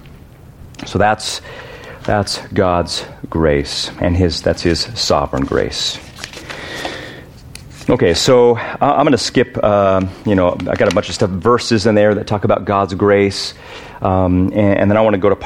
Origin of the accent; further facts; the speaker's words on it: United States; I'm American